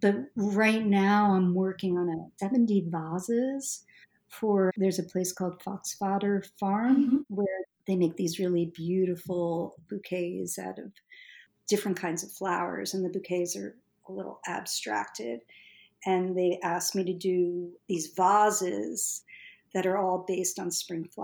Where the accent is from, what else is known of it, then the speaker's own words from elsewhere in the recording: Northeast, United States; Growing up in the Northeast